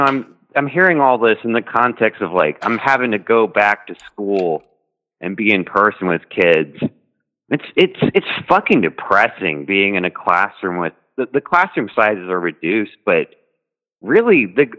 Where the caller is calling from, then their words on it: Texas, United States; I'm calling from Texas.